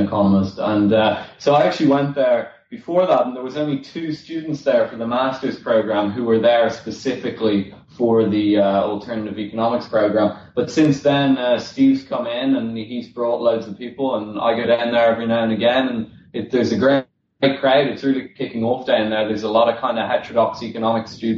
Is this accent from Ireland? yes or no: yes; Dublin, Leinster, Ireland; moved away as an adult; now in London, United Kingdom; I'm from Dublin originally, and I moved to London about four and a half years ago